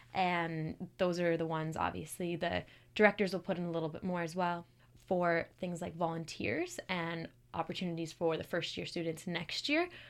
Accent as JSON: {"language": "English", "town": "Calgary", "region": "Alberta", "country": "Canada", "moved": "as an adult", "lives_now": "Kingston, Canada", "said": "I'm from Calgary"}